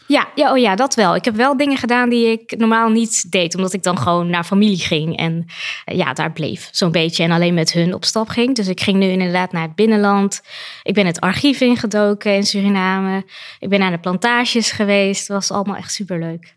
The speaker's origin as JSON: {"language": "Dutch", "country": "Netherlands", "tie": "born or raised there", "said": "ik ben hier opgegroeid, dus ik zie het vanuit de Nederlandse bril op school"}